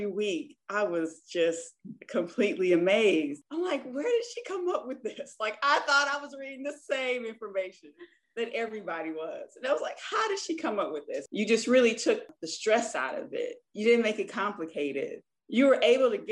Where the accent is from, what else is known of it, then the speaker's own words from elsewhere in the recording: Michigan, United States; I am from Michigan